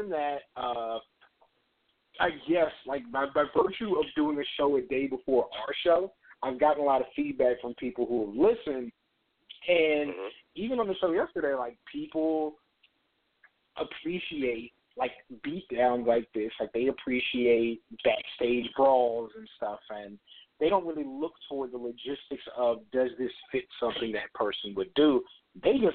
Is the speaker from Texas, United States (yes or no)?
yes; San Antonio, Texas, United States; I grew up in San Antonio.